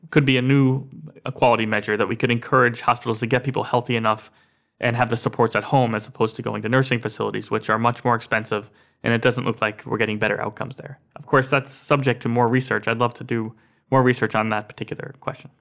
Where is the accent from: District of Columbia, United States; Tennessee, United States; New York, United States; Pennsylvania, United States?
Pennsylvania, United States; Scranton; Scranton, Pennsylvania, which is my hometown